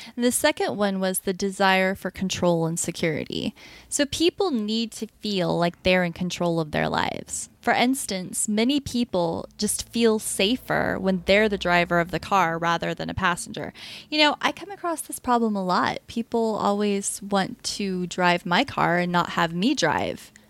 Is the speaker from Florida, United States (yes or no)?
yes; Florida, United States; moved away; also born or lived in Oklahoma; growing up in Florida